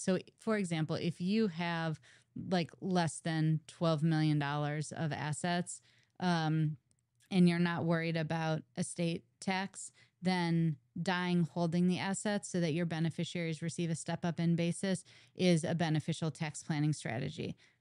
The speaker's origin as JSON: {"language": "English", "town": "St. Louis", "region": "Missouri", "country": "United States", "moved": "yes", "said": "I'm originally from Saint Louis, and I moved back to town to go to law school at WashU"}